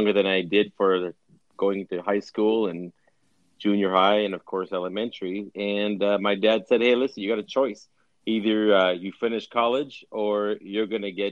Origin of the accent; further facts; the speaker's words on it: Winnipeg, Manitoba, Canada; moved away; we were born and raised in Winnipeg. My dad was, at least, and all of us kids were